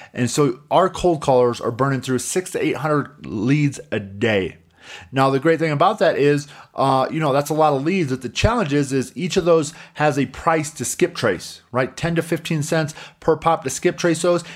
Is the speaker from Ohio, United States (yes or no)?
no; Coutts, Indiana, United States; moved away; a small little town like my hometown in Coutts, Indiana